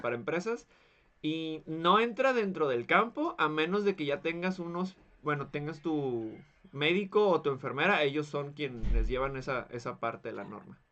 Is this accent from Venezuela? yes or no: no; Mexico; somos mexicanos